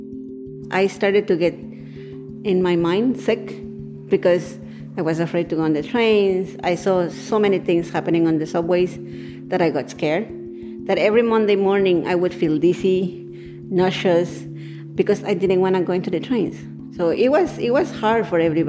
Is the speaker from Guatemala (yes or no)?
yes; Guatemala; moved away as an adult; now in Queens, United States; I am from Guatemala